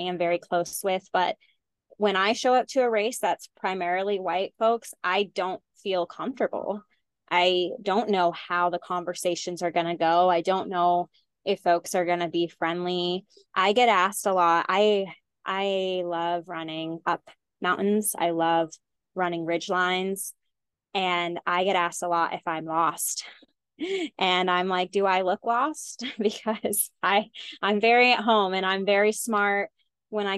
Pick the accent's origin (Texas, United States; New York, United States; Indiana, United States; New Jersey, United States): Texas, United States; I grew up in Texas